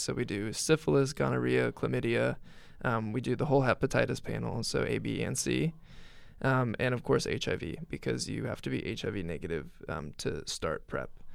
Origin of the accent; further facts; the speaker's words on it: Greencastle, Indiana, United States; where I grew up in Greencastle